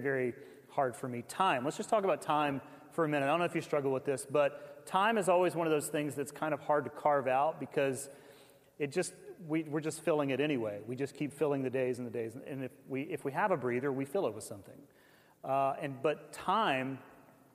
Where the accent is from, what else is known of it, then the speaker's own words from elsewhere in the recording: the South, United States; I grew up in the South